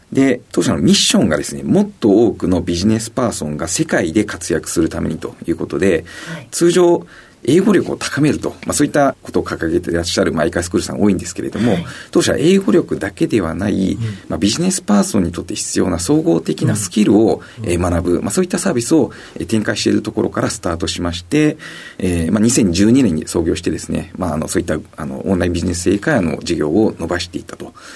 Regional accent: Yokohama, Kanagawa, Japan; also born or lived in Machida, Tokyo; 生まれたのは東京の町田だったんですけれども、えー、ともう5歳ぐらいからずっと横浜に住んでおりましたので

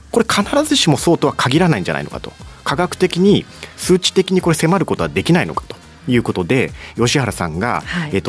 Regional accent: Iwate, Japan; 地元の岩手の人は、

